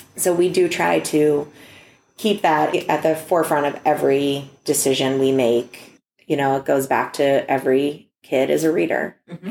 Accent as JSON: {"language": "English", "town": "Youngstown", "region": "Ohio", "country": "United States", "lives_now": "Cleveland, United States", "said": "I'm from Youngstown"}